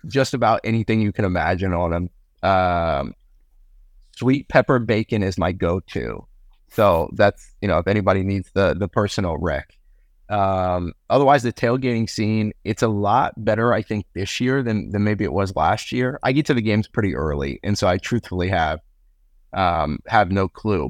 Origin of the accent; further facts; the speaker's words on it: Kansas City, United States; I grew up in the Kansas City area